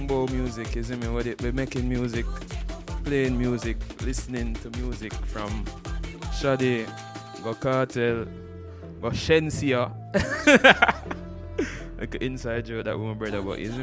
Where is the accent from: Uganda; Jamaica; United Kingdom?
Jamaica; as a Jamaican